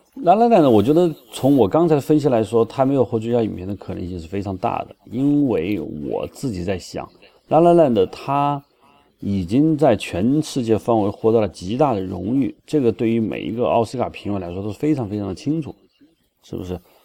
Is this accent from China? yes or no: yes; China; 我们内地人